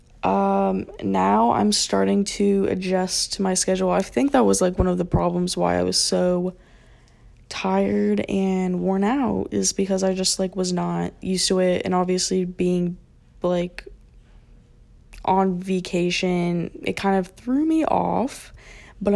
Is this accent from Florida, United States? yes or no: yes; Florida, United States; born or raised there